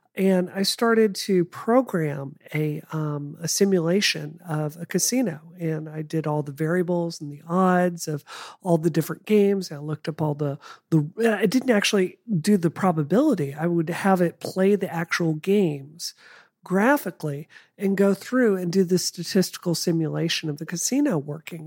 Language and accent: English; Mississippi, United States; I grew up in Mississippi.